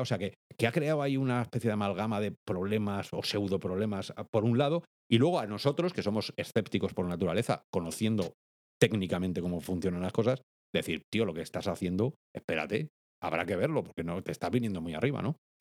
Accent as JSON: {"language": "Spanish", "country": "Spain"}